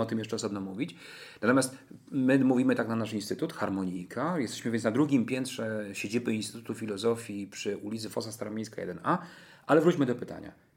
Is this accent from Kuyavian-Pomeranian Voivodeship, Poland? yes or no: yes; Toruń, Kuyavian-Pomeranian Voivodeship, Poland; mieszkam całe życie w Toruniu